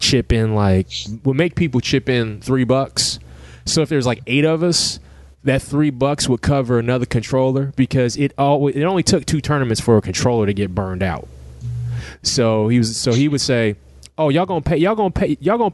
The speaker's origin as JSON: {"language": "English", "town": "Middletown", "country": "United States", "tie": "born or raised there", "said": "as a young teen, growing up in Middletown"}